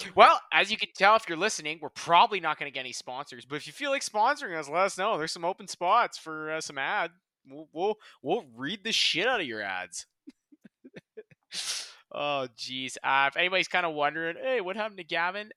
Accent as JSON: {"language": "English", "country": "Canada", "said": "we're Canadian"}